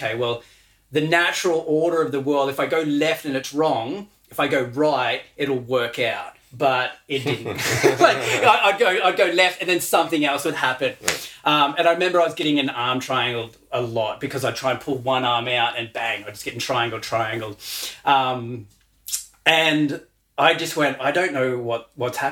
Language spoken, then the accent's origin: English; Western Australia, Australia; now in Brisbane, Australia; I was born in Western Australia